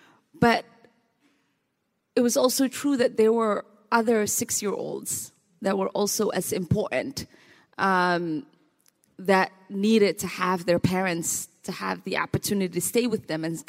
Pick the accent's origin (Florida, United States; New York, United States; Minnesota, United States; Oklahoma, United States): Minnesota, United States; And so even though the sub-Saharan heat in me has not totally transcended to the Minnesota in me, I have been known to walk around in D.C. without a jacket.